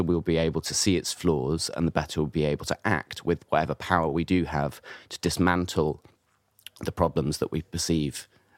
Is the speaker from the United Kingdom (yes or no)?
yes; United Kingdom; we're British